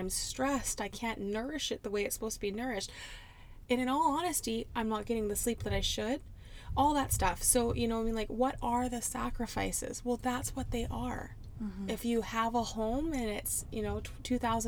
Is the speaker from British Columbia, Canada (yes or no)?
yes; Port Hardy, British Columbia, Canada; moved away as an adult; I'm going to Port Hardy because of my finances and my living situation. So basically, I had to turn down a job that I was really looking forward to do and go back home to my hometown